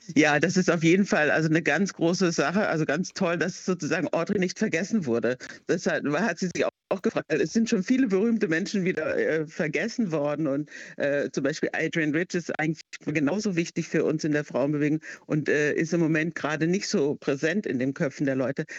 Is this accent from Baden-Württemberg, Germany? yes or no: yes; Heidelberg, Baden-Württemberg, Germany; moved away; ich war aus Heidelberg, wo es ja schon eigentlich international ist